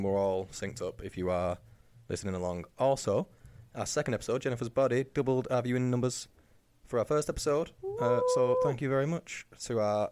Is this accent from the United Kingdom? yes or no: yes; England, United Kingdom; we're English